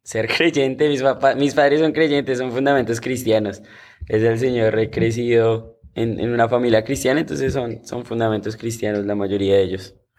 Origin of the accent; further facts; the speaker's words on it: Bogotá, Colombia; moved away; yo soy de Bogotá, Colombia